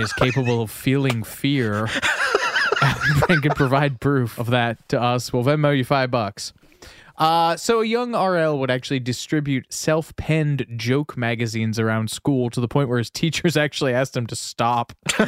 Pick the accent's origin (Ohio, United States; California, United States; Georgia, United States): Ohio, United States; Columbus; I grew up in Columbus, Ohio, and one day my mom dropped me off at the library.